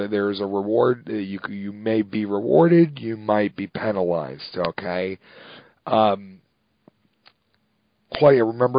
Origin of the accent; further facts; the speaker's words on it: New Jersey, United States; and I grew up in Jersey, and they don't do that in Jersey.